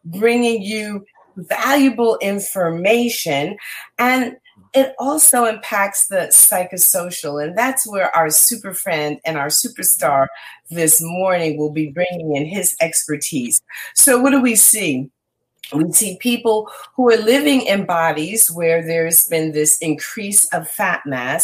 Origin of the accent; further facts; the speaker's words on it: Red Bank, New Jersey, United States; my hometown of Red Bank